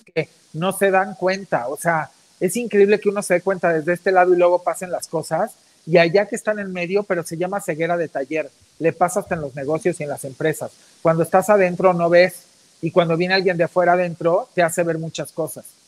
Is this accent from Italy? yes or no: no; Mexico